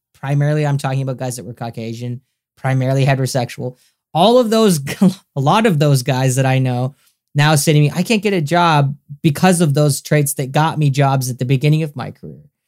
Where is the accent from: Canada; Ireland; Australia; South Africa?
Canada; also born or lived in Los Angeles, United States; I'm a Canadian, I live in Canada and, and I lived in America for a few years